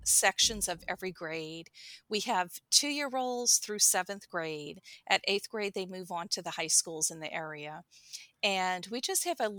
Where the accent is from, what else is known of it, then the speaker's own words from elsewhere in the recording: St. Bernard Parish, outside New Orleans, Louisiana, United States; moved away as an adult; now in Mandeville, United States; I grew up in St. Bernard Parish, but Hurricane Katrina in 2005 transplanted my family to Mandeville.